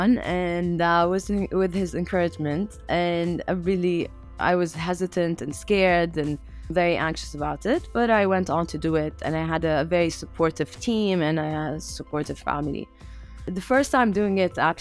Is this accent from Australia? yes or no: no; Amman, Amman Governorate, Jordan; I grew up in Amman, Jordan